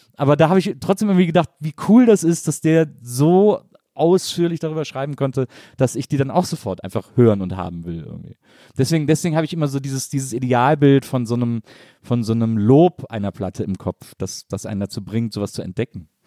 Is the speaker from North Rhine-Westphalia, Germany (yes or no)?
yes; Wesseling, North Rhine-Westphalia, Germany; in Wesseling, wo ich herkomme